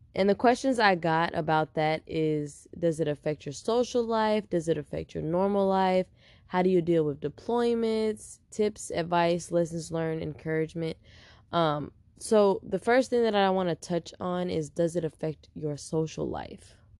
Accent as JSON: {"language": "English", "town": "Houston", "region": "Texas", "country": "United States", "moved": "yes", "lives_now": "San Diego, United States", "said": "I'm from Houston, Texas, H Town"}